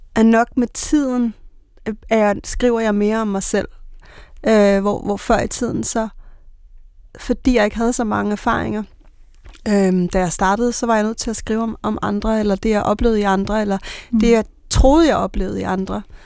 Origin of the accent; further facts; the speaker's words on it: Bornholm, Capital Region of Denmark, Denmark; moved away; kommet fra Bornholm med klipperne